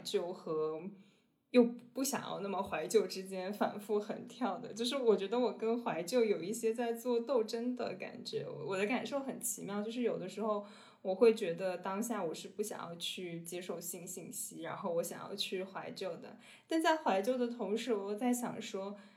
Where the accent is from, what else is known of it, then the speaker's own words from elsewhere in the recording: Xinjiang, China; moved away; 我小时候是在新疆长大的